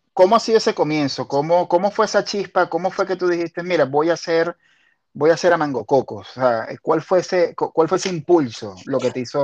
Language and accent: Spanish; Maiquetía, La Guaira, Venezuela; also born or lived in Caracas; Yo viví en La Guaira hasta, hasta mis 22 eh, años. Lo que pasa es que, ah, claro, yo, yo nací en, en Maiquetía